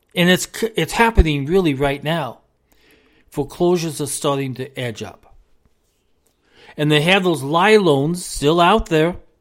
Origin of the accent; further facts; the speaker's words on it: United States; We are an American. We are an American family